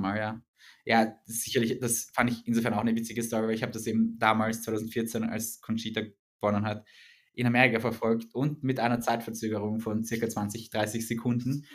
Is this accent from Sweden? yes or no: no; Vienna, Austria; wir sind ja beide aus Wien